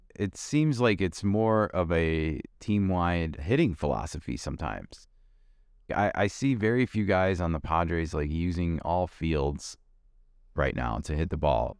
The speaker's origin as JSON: {"language": "English", "town": "Chicago", "region": "Illinois", "country": "United States", "tie": "born or raised there", "said": "born and raised in Chicago"}